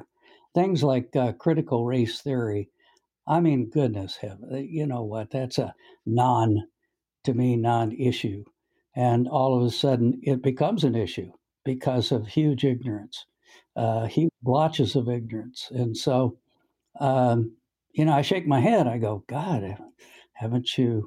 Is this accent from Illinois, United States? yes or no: yes; Quincy, Illinois, United States; I'm from Quincy, Illinois